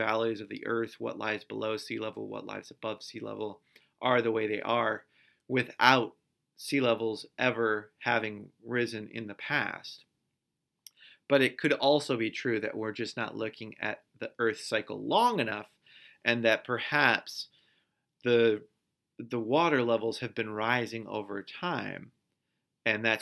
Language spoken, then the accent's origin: English; Michigan, United States; I live in Michigan, and I grew up in Michigan.